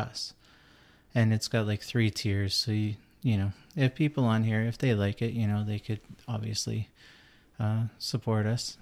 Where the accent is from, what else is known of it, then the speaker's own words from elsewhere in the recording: Canada; I'm Canadian